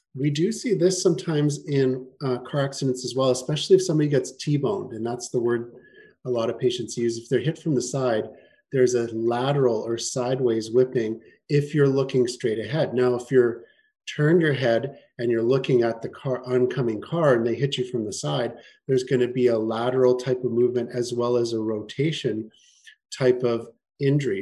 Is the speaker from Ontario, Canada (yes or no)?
no; Winnipeg, Manitoba, Canada; moved away as an adult; also born or lived in Toronto; now in Kelowna, Canada; I'm from Winnipeg originally. That's where I grew up.